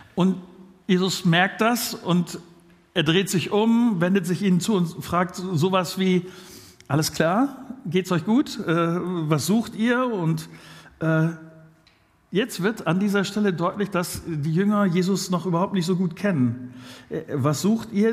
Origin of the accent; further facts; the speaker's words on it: Germany; wir sind ja als äh, Deutsche so eine Gesellschaft